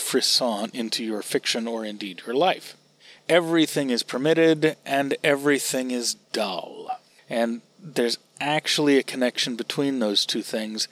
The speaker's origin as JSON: {"language": "English", "country": "United States"}